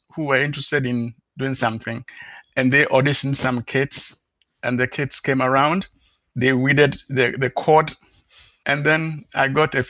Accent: Ghana; moved away; originally I come from Ghana, so I visit the place back almost like twice a year

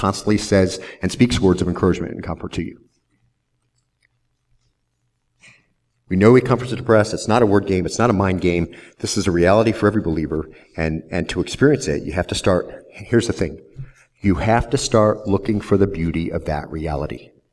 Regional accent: Southwest Arizona, United States; now in Lynchburg, United States; I grew up in Southwest Arizona

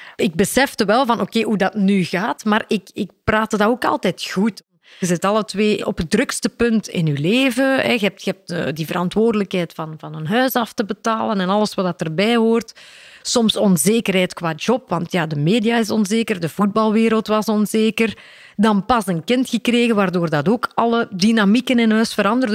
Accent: Mol, Flanders, Belgium; ik ben opgegroeid in Mol, de Stille Kempen.

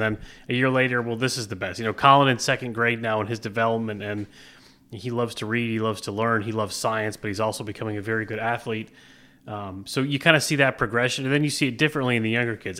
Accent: Plattsburgh, New York, United States; also born or lived in Providence, Rhode Island / Newport, Rhode Island / Albany, New York / Manhattan, New York; born and raised in Plattsburgh

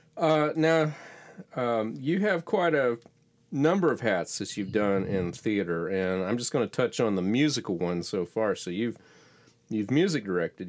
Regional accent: Florida, United States; I grew up in Florida

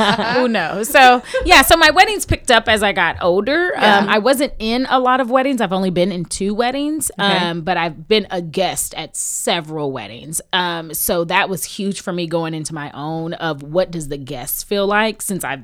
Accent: Houston, Texas, United States; I'm from Houston, Texas.

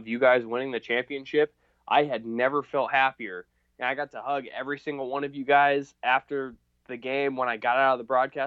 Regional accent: Nebraska, United States; I'm from Nebraska

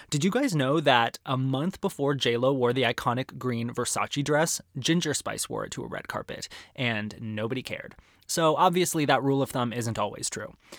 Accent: Arizona, United States; growing up in Arizona

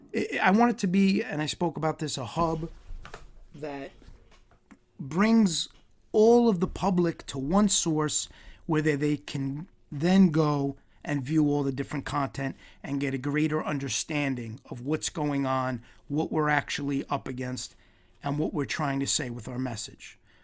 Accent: New York, United States; I'm Italian from New York

